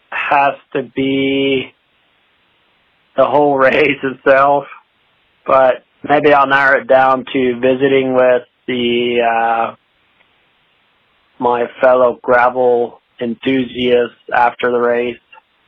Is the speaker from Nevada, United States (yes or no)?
no; Selinsgrove, Pennsylvania, United States; so I'm from Selins Grove, Pennsylvania, which is just south of Lewisburg, about 15 minutes. So this is my hometown gravel race